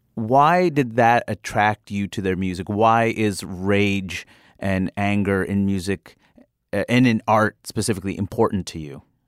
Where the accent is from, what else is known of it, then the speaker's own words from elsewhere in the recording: New York City, New York, United States; I grew up in New York City